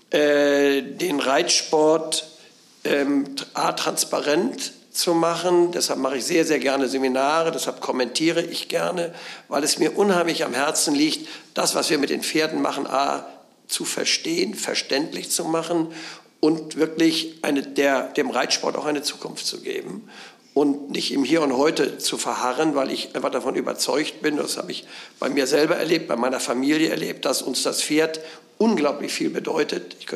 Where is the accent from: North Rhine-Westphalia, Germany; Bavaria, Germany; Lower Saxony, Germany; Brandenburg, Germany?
Lower Saxony, Germany; Aber ich bin im Niedersächsischen groß geworden, da wo du jetzt Präsidentin bist